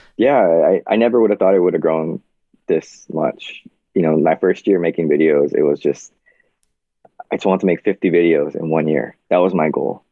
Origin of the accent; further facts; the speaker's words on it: Kaneohe, Hawaii, United States; I grew up on the windward side, uh, in Kaneohe side